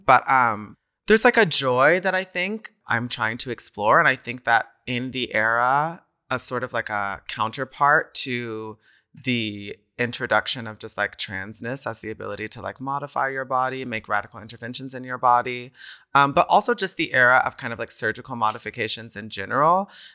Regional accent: College Station, Texas, United States; moved away as an adult; also born or lived in New York; now in Berlin, Germany; I was in my hometown in College Station, Texas

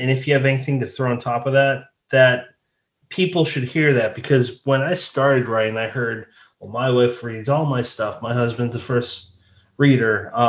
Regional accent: Ireland; Well, I'm Irish, so yeah.

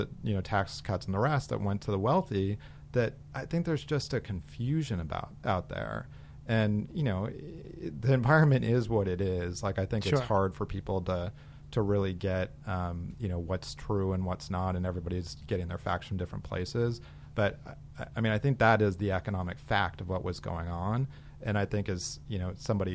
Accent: Arizona, United States; moved away; I grew up in Arizona

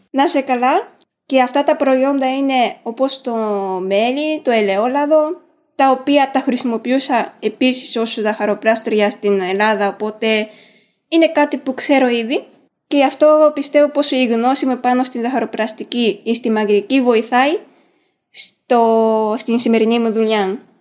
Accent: Japan; first language Japanese; Greek is a second language; also born or lived in France; now in Greece; ξέρω Ιαπωνικά που είναι η μητρική μου γλώσσα

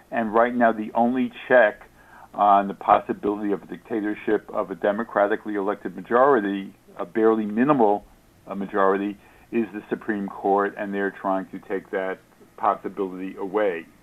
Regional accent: United States; also born or lived in Israel / Brooklyn, New York; I am an American Jew who has visited Israel many times.

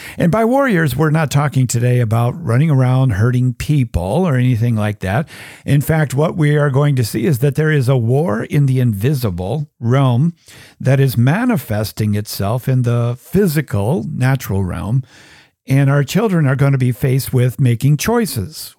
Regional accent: United States; I'm an American

